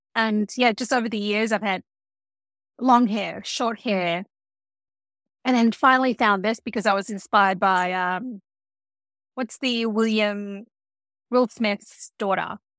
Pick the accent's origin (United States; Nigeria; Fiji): Fiji; I grew up in Fiji.